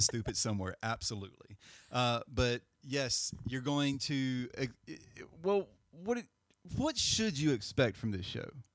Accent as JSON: {"language": "English", "town": "Greensboro", "region": "North Carolina", "country": "United States", "said": "we're from Greensboro"}